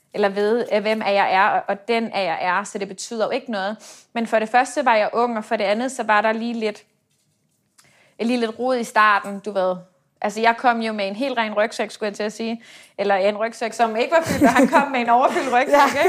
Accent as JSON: {"language": "Danish", "country": "Denmark", "moved": "as an adult", "lives_now": "Dubai, United Arab Emirates", "said": "som dansker"}